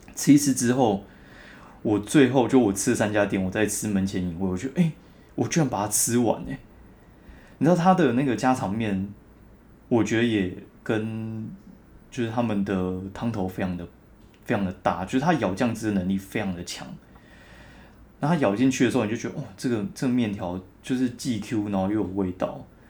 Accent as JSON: {"language": "Chinese", "region": "southern Taiwan", "country": "Taiwan", "said": "我南部人爆喜欢甜的"}